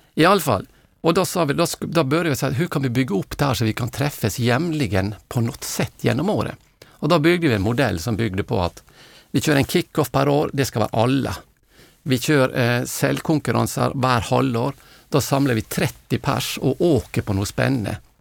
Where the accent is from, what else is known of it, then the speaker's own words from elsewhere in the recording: Norway; now in Sweden; jag är norrman